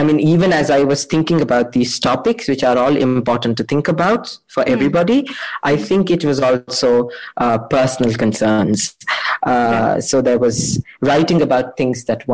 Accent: Mysore, Karnataka, India; I'm from Mysore

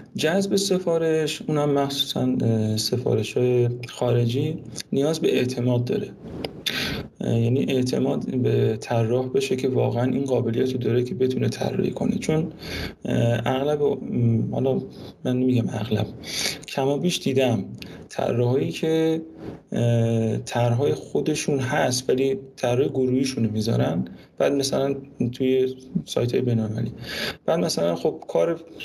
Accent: Mashhad, Razavi Khorasan, Iran; moved away

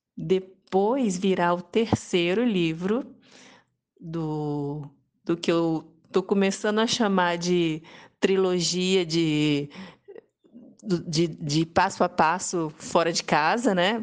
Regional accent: Serra, Espírito Santo, Brazil; born or raised there; also born or lived in Vitória, Espírito Santo / France / Cachoeiro de Itapemirim, Espírito Santo

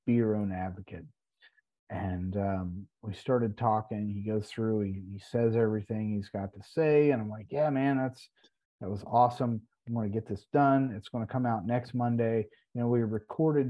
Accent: West Virginia, United States; We're both from West Virginia

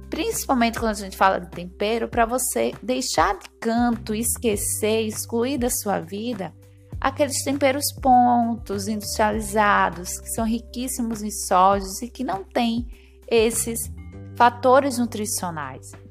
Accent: Northeast Region, Brazil; Como boa nordestina, se deixar, eu coloco ele em tudo, ou quase tudo.

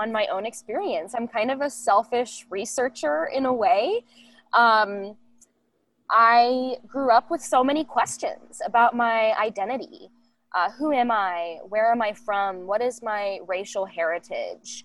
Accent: Northern Kentucky, United States; also born or lived in Columbus, Ohio; I spent the majority of my life in Northern Kentucky

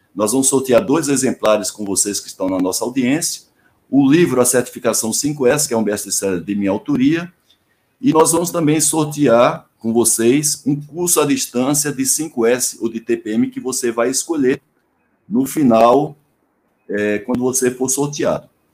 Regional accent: Paraíba, Brazil; moved away; also born or lived in Salvador, Bahia; Eu sou paraibano, mas morei em Salvador onze anos

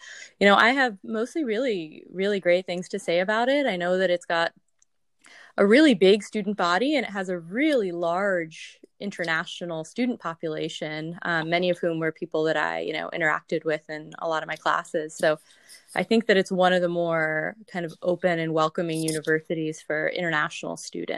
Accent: San Jose, California, United States; I grew up, you know, my family's from India, both my parents. I grew up in the South Bay in San Jose.

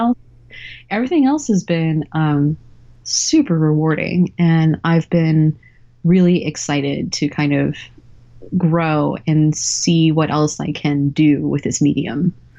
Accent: Texas, United States; I grew up in Texas

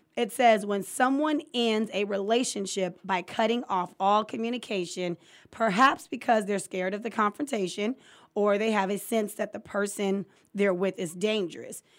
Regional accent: California, United States; I'm from California

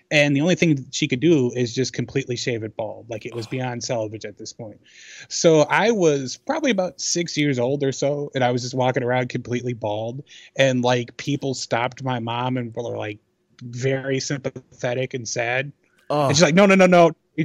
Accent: Chicago, Illinois, United States; When I was a kid, I was growing up in Chicago's 90s Bulls

